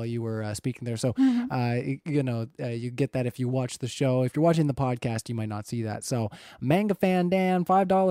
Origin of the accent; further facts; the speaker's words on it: Canada; I am Canadian.